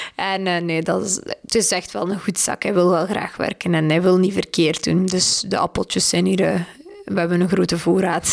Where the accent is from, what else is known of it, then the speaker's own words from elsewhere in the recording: Belgium; wij zijn een klein dressuurland